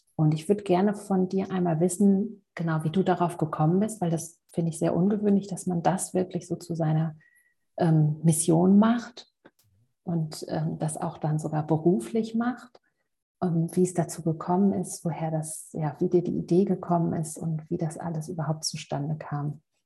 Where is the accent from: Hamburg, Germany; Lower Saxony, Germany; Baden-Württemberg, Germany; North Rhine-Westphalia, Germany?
Hamburg, Germany; moved away; aus Hamburg, meiner alten Heimat